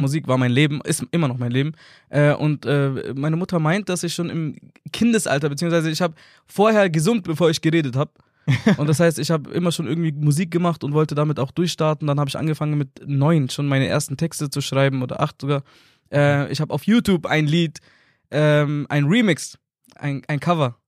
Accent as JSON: {"language": "German", "town": "Nuremberg", "region": "Bavaria", "country": "Germany", "tie": "born or raised there", "said": "bin aus Nürnberg, bin auch tatsächlich in Nürnberg geboren"}